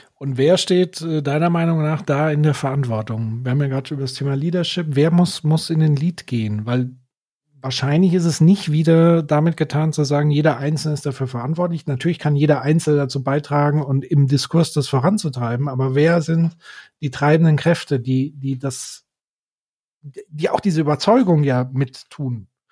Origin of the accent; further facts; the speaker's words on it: Würzburg, Bavaria, Germany; hier in meiner Heimatstadt Würzburg